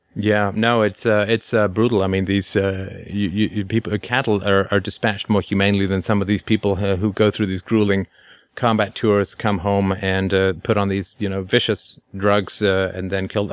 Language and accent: English; England, United Kingdom; I grew up in in England in the 1970s